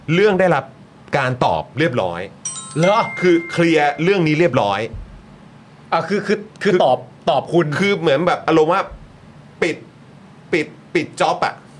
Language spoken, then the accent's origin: Thai; Bangkok, Thailand; เกิดและก็โตในกรุงเทพมหานคร